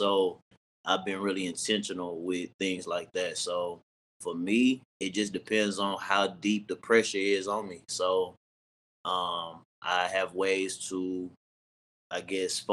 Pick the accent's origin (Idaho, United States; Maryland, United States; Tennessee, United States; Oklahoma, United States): Tennessee, United States; Nashville; moved away as an adult; now in Dallas, United States; I'm from Nashville, Tennessee. I love my city